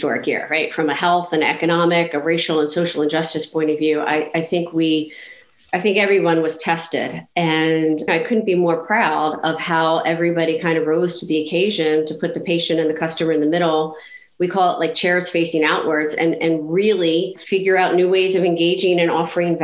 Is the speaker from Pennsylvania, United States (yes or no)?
yes; outside of Philadelphia, Pennsylvania, United States; I grew up outside of Philadelphia